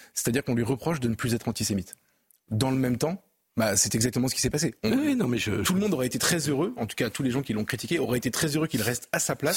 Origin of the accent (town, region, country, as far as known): France